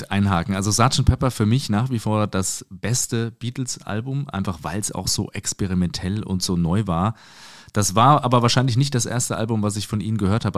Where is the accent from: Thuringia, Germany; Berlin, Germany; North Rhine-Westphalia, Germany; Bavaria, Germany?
Thuringia, Germany; Suhl; moved away as an adult; now in Mainz, Germany; geboren in Suhl in Thüringen. Ich bin allerdings jetzt seit mehr als 15 Jahren schon in Mainz